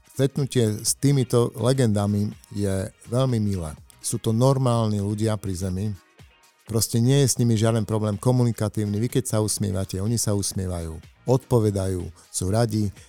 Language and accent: Slovak; Košice, Košice Region, Slovakia; u nás v Košiciach